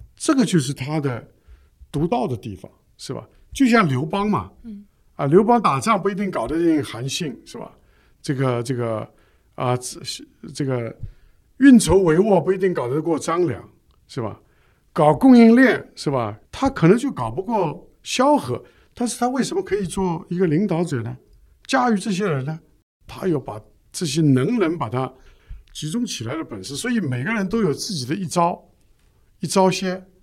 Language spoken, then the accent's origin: Chinese; China; 我们中国人